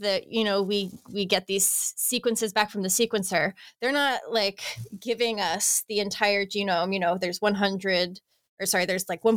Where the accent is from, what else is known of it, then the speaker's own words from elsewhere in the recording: United States; moved away; In the US, we call it capillary